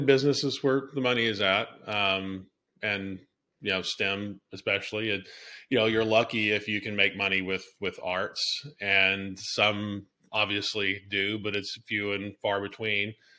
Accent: Alabama, United States; moved away as an adult; also born or lived in Rhode Island; boy from Alabama going to Brown

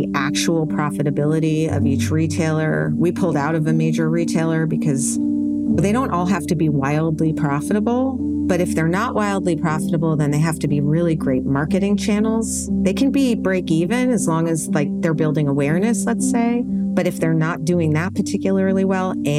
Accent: New York City, New York, United States; I was born in New York City in 1972

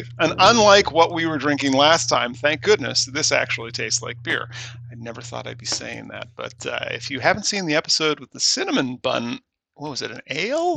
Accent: Scotland, United Kingdom; I am Scottish

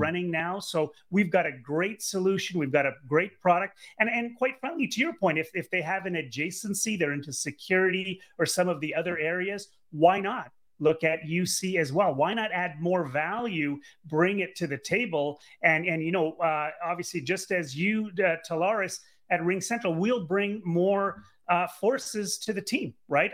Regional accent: Canada; I'm Canadian. Uh, grew up in Canada and went to university, University of Ottawa

